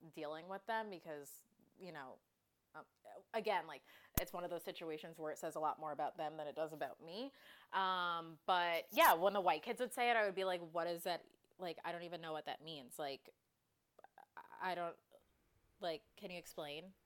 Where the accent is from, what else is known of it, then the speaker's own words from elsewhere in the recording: Westchester, New York, United States; I grew up in Westchester, so an out, hour outside the city